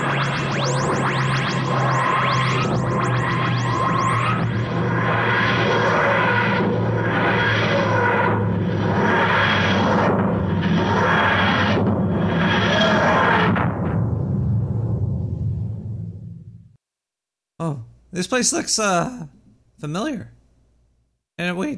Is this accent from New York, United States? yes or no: yes; New York City, New York, United States; I'm not from the UK. I'm from Brooklyn.